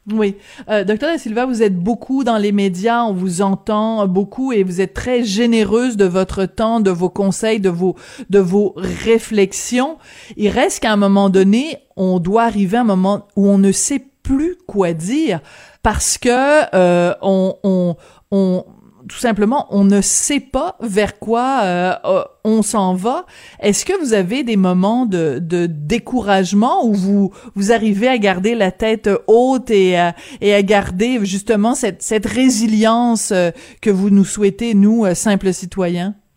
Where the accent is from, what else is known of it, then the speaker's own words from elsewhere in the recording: France; now in Canada; je suis née en France, mais de famille canadienne